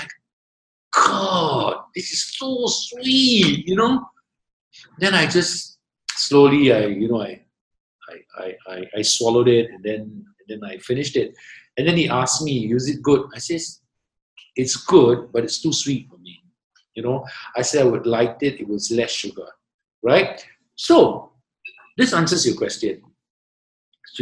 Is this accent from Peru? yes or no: no; Singapore; I'm Singaporean